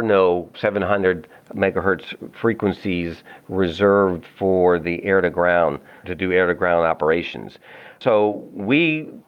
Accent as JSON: {"language": "English", "town": "Annapolis", "region": "Maryland", "country": "United States", "tie": "born or raised there", "said": "I was born and raised in Annapolis, Maryland."}